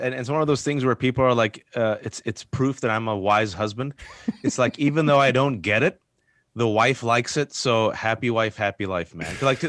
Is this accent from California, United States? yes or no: yes; Bay Area, California, United States; So I'm born and raised in the Bay Area. I'm a simple man.